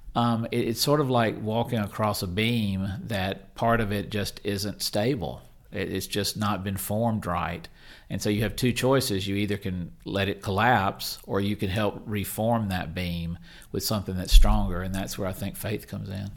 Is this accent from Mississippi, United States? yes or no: yes; Mississippi, United States; I'm from Mississippi